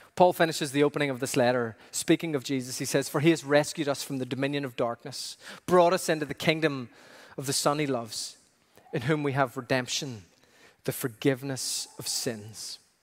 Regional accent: Ireland; growing up in Ireland

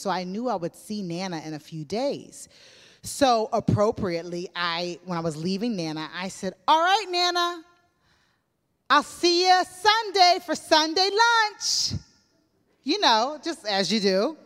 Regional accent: United States; moved away as an adult; now in Northern Ireland, United Kingdom

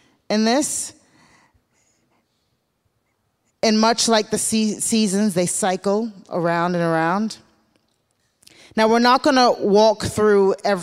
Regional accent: the South, United States; growing up in the South in the black community

